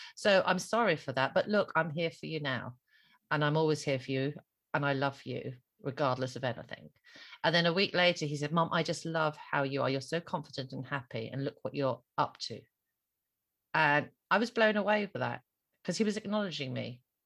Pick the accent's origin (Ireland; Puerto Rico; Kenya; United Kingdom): Ireland; me being Irish Catholic